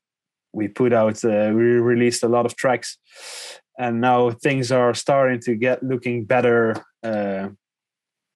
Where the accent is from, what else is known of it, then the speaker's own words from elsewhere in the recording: southern Netherlands, Netherlands; we're both from Holland. I'm from the south